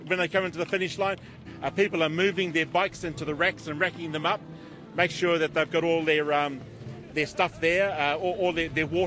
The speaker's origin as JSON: {"language": "English", "town": "Hastings", "region": "Hawke's Bay", "country": "New Zealand", "said": "I'm from Ngāti Kahungunu Iwi in Hastings"}